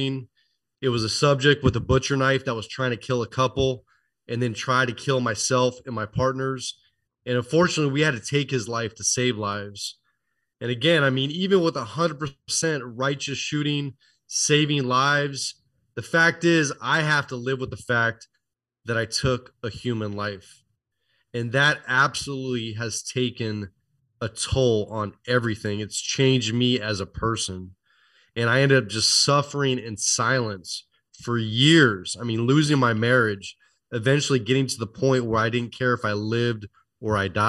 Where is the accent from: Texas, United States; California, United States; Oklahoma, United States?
California, United States; Oakland; I was born and raised near Oakland, California